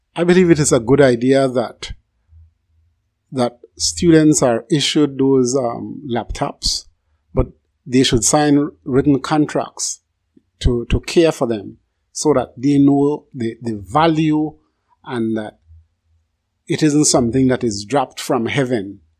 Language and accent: English; Barranco, Toledo District, Belize; moved away; I was born in Barranco Village, and I visited almost every year